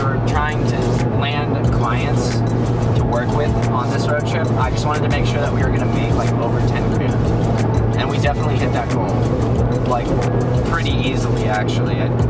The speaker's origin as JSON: {"language": "English", "country": "United States", "said": "I think as an American, I feel like you learn a lot more things as Americans."}